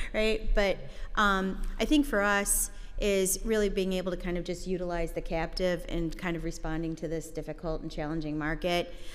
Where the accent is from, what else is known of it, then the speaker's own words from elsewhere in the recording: United States; I'm first American born in my family. My parents immigrated from Ireland